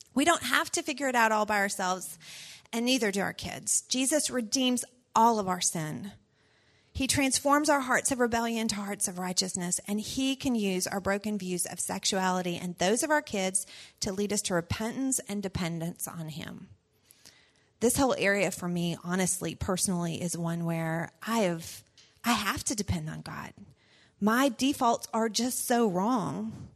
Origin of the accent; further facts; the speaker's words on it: the South, United States; I was raised in the South